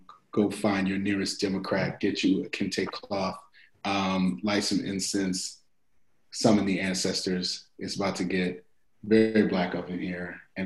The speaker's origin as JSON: {"language": "English", "town": "Detroit", "region": "Michigan", "country": "United States", "tie": "born or raised there", "moved": "yes", "lives_now": "Colorado Springs, United States", "said": "fellow Detroit native"}